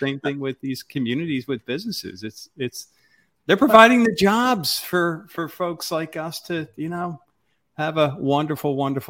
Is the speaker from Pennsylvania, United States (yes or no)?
yes; Philadelphia, Pennsylvania, United States; I came from the Philadelphia area, and we had a chain of health clubs.